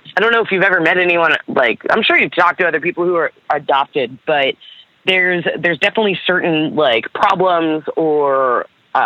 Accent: Baltimore, Maryland, United States; born or raised there; also born or lived in Camden, New Jersey

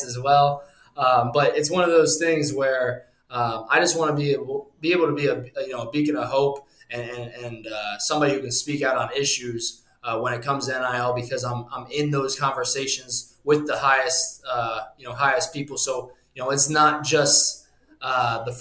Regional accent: Cincinnati, Ohio, United States; also born or lived in Illinois; I was born actually in Berenson, Illinois, right outside of Chicago. A lot of my family's from Chicago, the Illinois area. And then we moved to Cincinnati when I was young

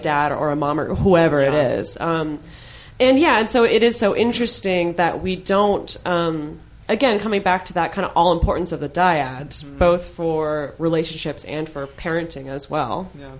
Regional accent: United States; I'm speaking as an American

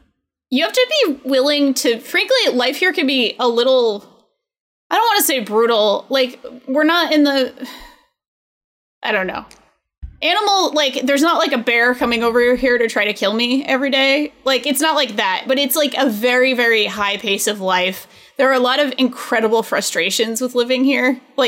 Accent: New England, United States; I mean, I'm from New England.

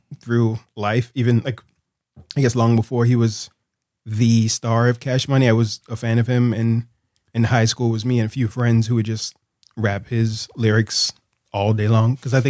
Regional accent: Charleston, South Carolina, United States; I'm from Charleston, South Carolina.

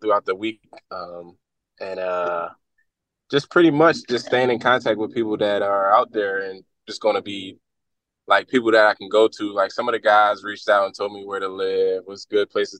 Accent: Philadelphia, Pennsylvania, United States; moved away as an adult; I grew up in Philly

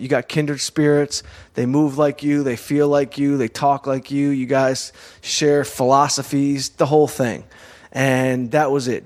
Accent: Southfield, Michigan, United States; growing up in Southfield, Michigan, right outside of Detroit

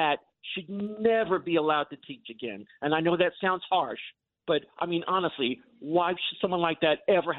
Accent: Long Island, New York, United States; being an interracial child growing up on Long Island

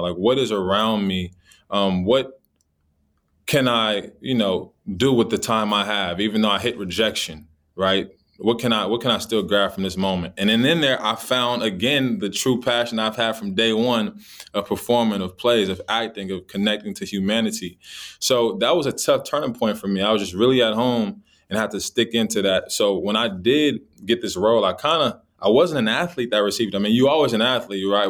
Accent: Los Angeles, California, United States; I grew up in Los Angeles, California.

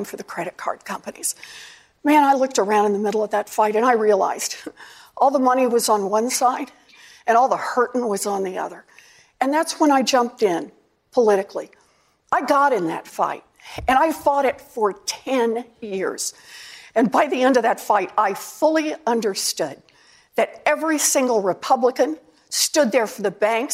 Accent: Oklahoma, United States; moved away; I grew up out in Oklahoma

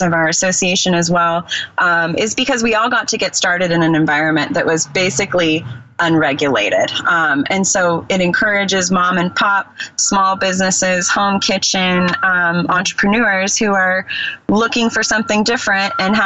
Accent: Bay Area, California, United States; I grew up in the Bay Area

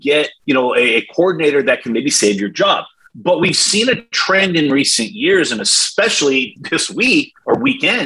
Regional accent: California, United States; I'm from California, Blair, maybe I'm a West Coast guy

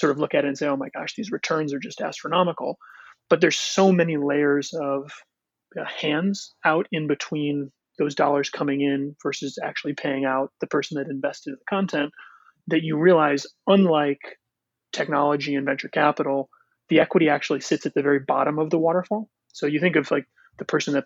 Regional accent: Connecticut, United States; Both my partner and I were born and raised in Connecticut

